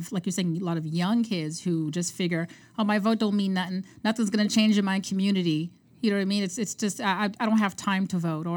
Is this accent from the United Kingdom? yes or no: no; Canada; also born or lived in Montreal; I'm Canadian